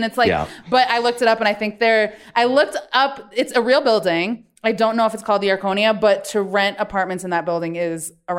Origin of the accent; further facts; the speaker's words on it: New York City, New York, United States; as a New Yorker